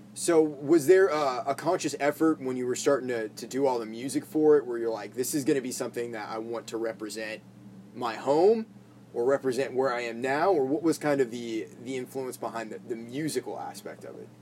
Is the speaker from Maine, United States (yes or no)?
yes; Maine, United States; I grew up playing in Maine at a lot of those like VFW shows